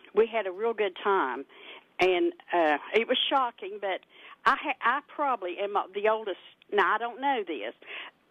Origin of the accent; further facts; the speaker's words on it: Mud Fork, Logan County, West Virginia, United States; we grew up always on Mudfork